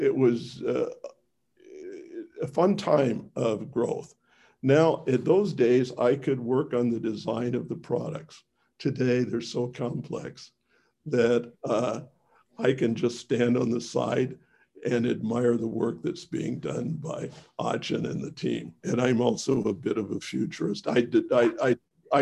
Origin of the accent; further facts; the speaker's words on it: Missouri, United States; I was born in Missouri